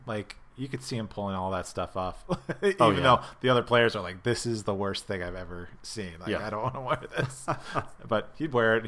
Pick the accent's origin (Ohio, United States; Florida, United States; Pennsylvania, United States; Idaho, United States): Pennsylvania, United States; I have never been there because I came from the Northeast PA area.